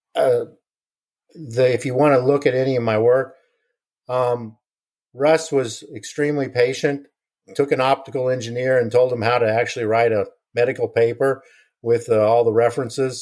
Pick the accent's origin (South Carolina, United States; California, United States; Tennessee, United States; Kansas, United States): Kansas, United States; I grew up in Kansas